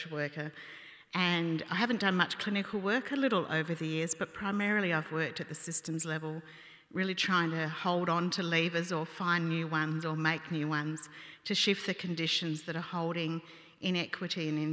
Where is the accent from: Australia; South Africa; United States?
Australia; South Australia; I grew up in South Australia predominantly.